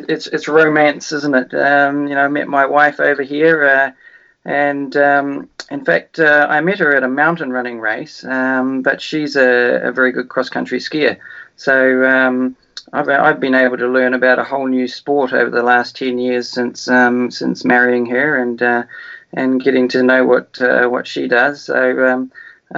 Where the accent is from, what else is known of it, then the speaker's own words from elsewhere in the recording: Wellington, New Zealand; moved away as an adult; also born or lived in Dolomites, Italy; now in Italy; when I grew up in New Zealand